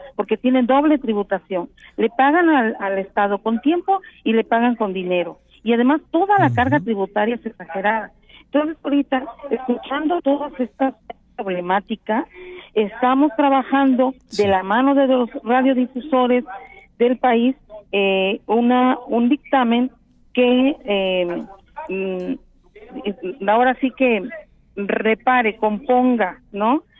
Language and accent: Spanish; Mexico; como somos los mexicanos